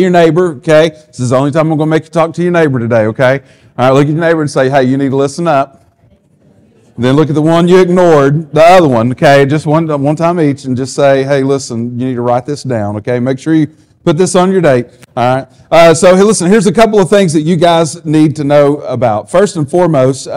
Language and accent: English; the South, United States; we're from the South